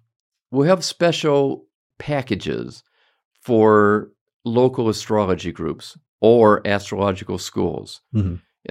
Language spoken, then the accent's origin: English; Detroit, Michigan, United States; to Detroit, where I'm from, next weekend